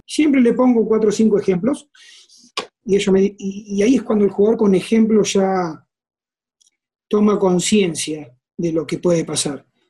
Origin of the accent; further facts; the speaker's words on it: San José de la Esquina, Santa Fe, Argentina; moved away as an adult; also born or lived in Rosario / Morelia; now in Mexico; soy de un lugar a 120 kilómetros y me fui a vivir solo a la casa club